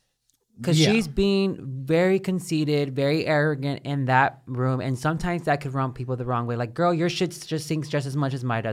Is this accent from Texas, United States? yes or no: yes; Baytown, Texas, United States; Like when I come from Baytown, like whenever I walk down the street, like I'm looking into my corners and I'm always ready to like get pop off on someone just in case they're about to come for me.